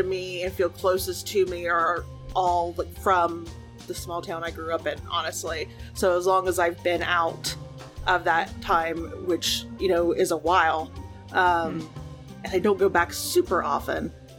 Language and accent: English; Louisiana, United States; both my parents are from Louisiana, but they're from two different towns in Louisiana. My dad's from my hometown.